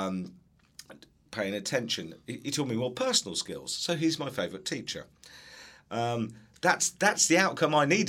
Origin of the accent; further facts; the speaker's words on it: England, United Kingdom; moved away; I was from England, I've come here, I've worked in education